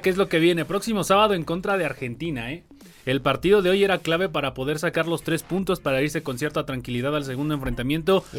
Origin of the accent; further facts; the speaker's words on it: Mexico; como mexicanos